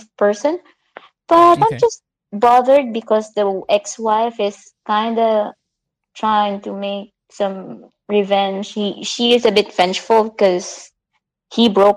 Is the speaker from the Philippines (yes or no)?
yes; Philippines; I'm a Filipino